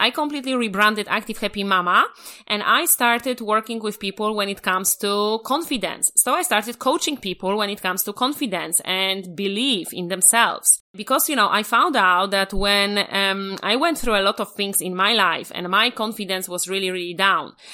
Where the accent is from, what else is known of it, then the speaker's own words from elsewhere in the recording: Poland; moved away; I'm original from Poland